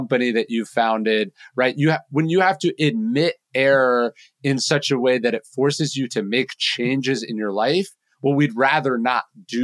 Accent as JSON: {"language": "English", "town": "Sacramento", "region": "California", "country": "United States", "tie": "born or raised there", "said": "growing up in Sacramento, California"}